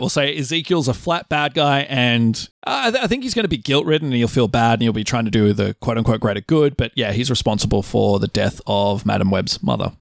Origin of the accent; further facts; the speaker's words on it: Australia; I say bush 'cause I'm Australian